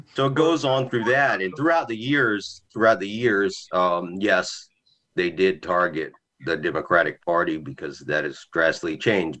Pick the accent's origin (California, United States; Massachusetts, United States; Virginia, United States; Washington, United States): Virginia, United States; now in South Carolina, United States; I'm from Virginia